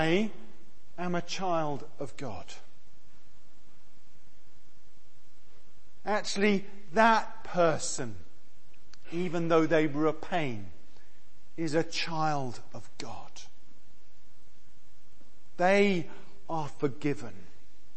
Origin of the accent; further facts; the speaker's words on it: Exeter, South West England, United Kingdom; nice university town of Exeter, like me, with two medics as parents